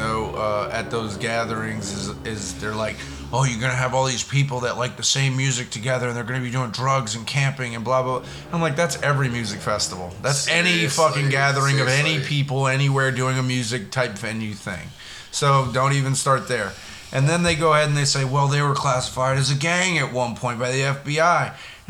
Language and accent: English; Florida, United States; moved away; I grew up in Florida and an hour and a half south of that.